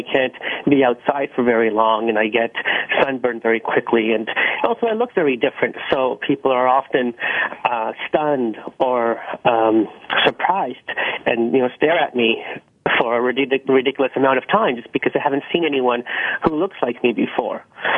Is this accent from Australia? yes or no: no; Pakistan; now in Canada; I was born in Pakistan with Pakistani parents in poverty. We didn't have any running water or electricity, so it was very challenging to say the least. And when we came to Canada, we were on the welfare system